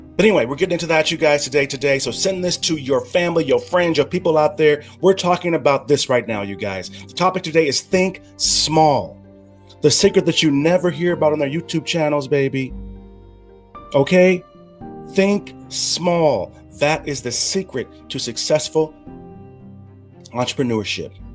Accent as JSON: {"language": "English", "region": "California", "country": "United States", "moved": "yes", "said": "in America, where I'm from, my home country"}